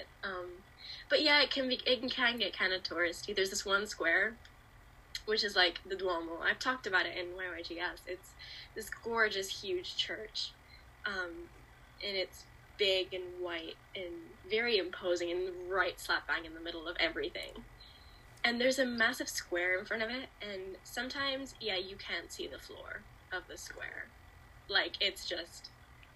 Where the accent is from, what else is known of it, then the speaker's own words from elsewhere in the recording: Milan, Lombardy, Italy; I'm from Italy, Milan specifically.